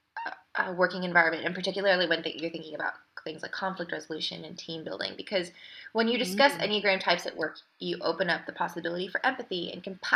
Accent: United States; moved away; as an American

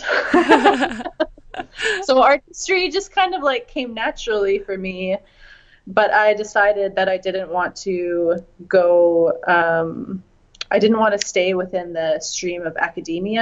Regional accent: Red Deer, Alberta, Canada; now in Vancouver, Canada; I grew up in Red Deer, Alberta, which is in between Calgary and Edmonton

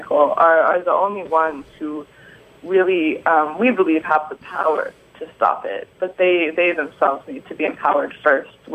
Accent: Bend, Oregon, United States; I'm from Bend, Oregon

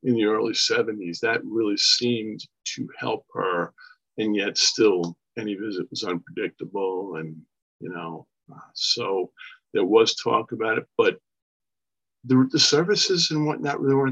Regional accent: Long Island, New York, United States; also born or lived in Brooklyn, New York; I was born in Brooklyn, New York, and raised here on Long Island, New York

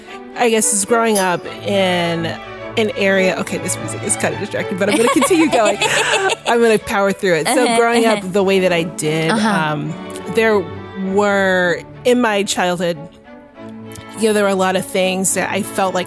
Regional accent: Philadelphia, Pennsylvania, United States; now in Los Angeles, United States; I am from Philadelphia.

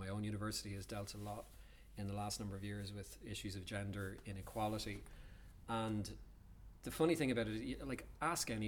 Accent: Dublin, Leinster, Ireland; when I was growing up in Dublin, you know, 25 years ago

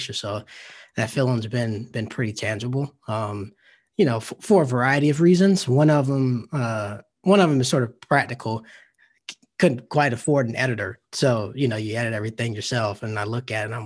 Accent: the American South, United States; growing up in the South

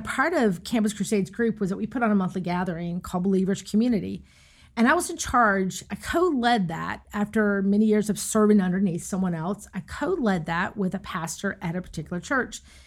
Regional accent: Raleigh, North Carolina, United States; when I got back to the Raleigh area, which I'm from North Carolina

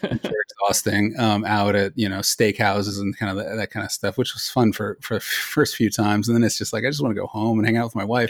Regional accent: Los Altos, California, United States; moved away as an adult; also born or lived in Colorado / Philadelphia; I was born in Colorado, but I moved to Silicon Valley. Uh, we live in Los Altos. I grew up in Los Altos

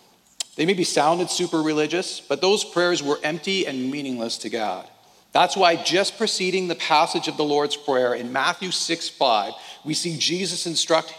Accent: Alberta, Canada; accent: Alberta English; as a Canadian, we speak for the most part in Alberta English

